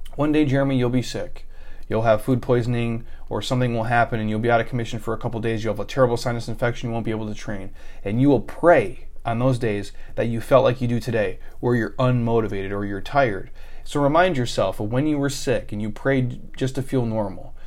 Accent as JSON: {"language": "English", "region": "Minnesota", "country": "United States", "moved": "yes", "said": "I'm from Minnesota originally"}